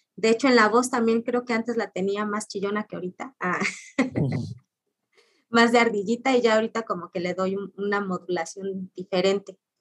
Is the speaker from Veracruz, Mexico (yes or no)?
yes; Orizaba, Veracruz, Mexico; moved away as an adult; now in Ciudad Nezahualcóyotl, Mexico; mi ciudad natal de Orizaba